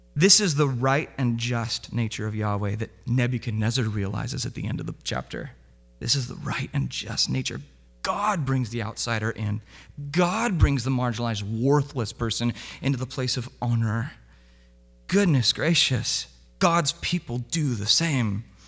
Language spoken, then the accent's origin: English; Southern California, United States; moved away; also born or lived in Vancouver, Washington; this is how I grew up in Southern California